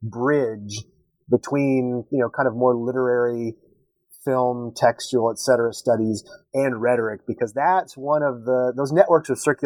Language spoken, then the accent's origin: English; Texas, United States; I was born and raised in Texas.